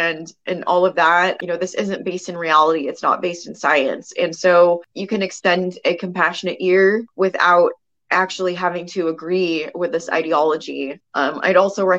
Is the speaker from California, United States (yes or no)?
yes; California, United States; California Senate, my home state